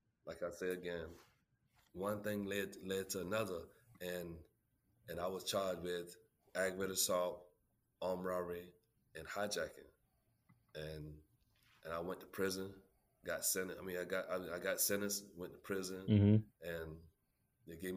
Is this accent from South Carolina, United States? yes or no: yes; Holly Hill, South Carolina, United States; I was born and raised in Holly Hill, South Carolina